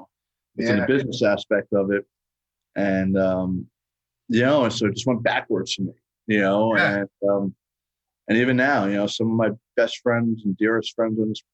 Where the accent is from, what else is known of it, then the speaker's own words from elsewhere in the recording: Long Island, New York, United States; also born or lived in Brooklyn, New York; My family's Brooklyn. I moved out to Long Island. Well, we moved out to Long Island when I was a kid